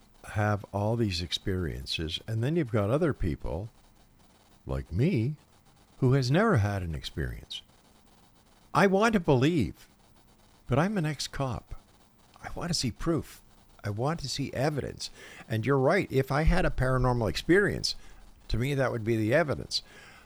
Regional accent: Ireland; Well, you know, I'm Irish as well. And it seems that you got the ghost and I got the Guinness.

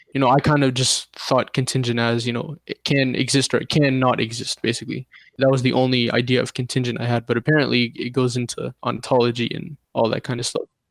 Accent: Canada; also born or lived in Jordan / Iraq (ancestry); My parents are from Iraq, but I was born in Jordan, two thousand one, and we moved to Canada in two thousand two

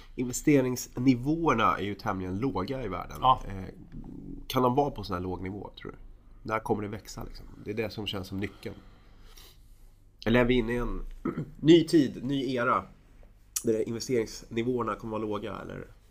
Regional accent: Sweden

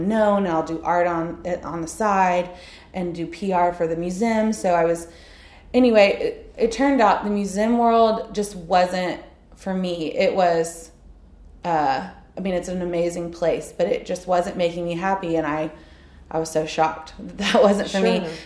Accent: Houston, Texas, United States; I'm from Houston, and I went to TCU as a studio art major

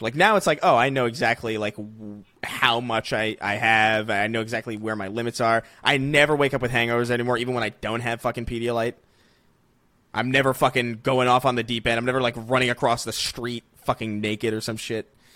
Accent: New York, United States; growing up in New York

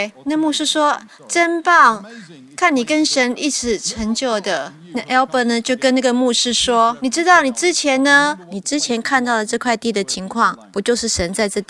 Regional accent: United Kingdom; Chinese is a second language; now in United States; 我是英国人，住在美国，有一些差异呢，我必须要特别为你们解释。

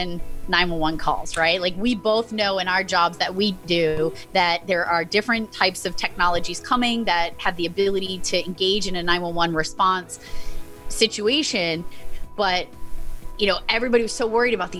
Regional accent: Massachusetts, United States; my home state

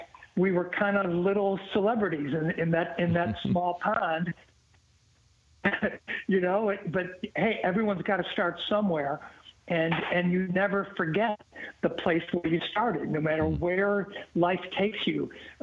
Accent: Illinois, United States; moved away; Yeah, good to be heard in my home state of Illinois, man.

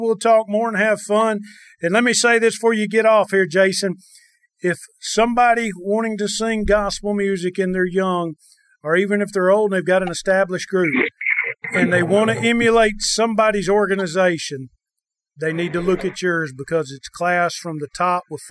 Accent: the South, United States; we're all from the South

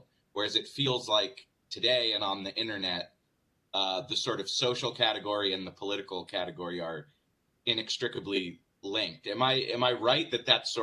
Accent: Northeast, United States; I'm from the Northeast

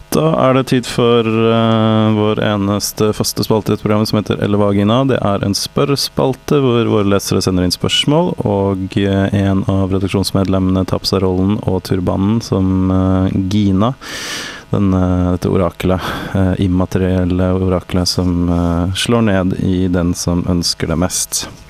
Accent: Norway; Vi er fra Norge

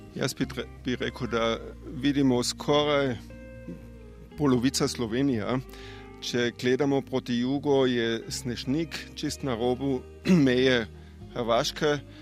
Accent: Drava Valley, western Carinthia, Austria; Slovenian is a second language; moved away as an adult; now in Slovenia; rojen sem na Travski dolini, to je um, zahodni del Koroška

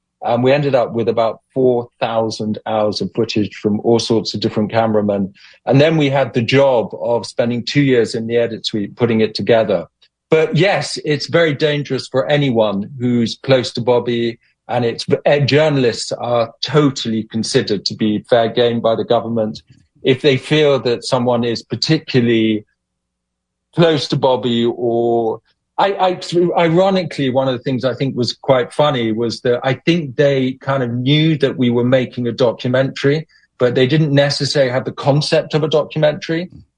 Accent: Uganda; Well, I grew up in Uganda and my father grew up in Uganda

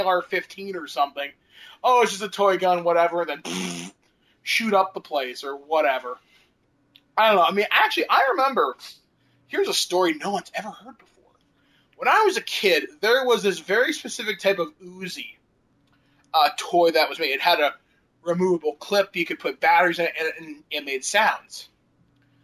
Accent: Canada; I'm Canadian

